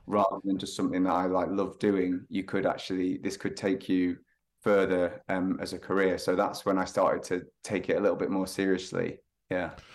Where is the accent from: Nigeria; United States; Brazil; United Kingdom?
United Kingdom; Lytham, North West England; moved away; I'm from the north, so a little town called Lytham, um, near Blackpool on the northwest coast